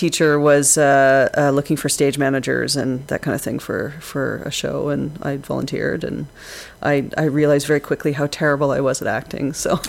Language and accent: English; Prince George, British Columbia, Canada; moved away as an adult; now in Toronto, Canada; I was born in Prince George, British Columbia.